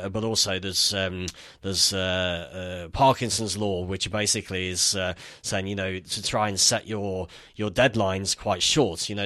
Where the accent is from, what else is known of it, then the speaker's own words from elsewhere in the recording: Nottingham, East Midlands, United Kingdom; moved away as an adult; also born or lived in London / Netherlands; I'm from Nottingham originally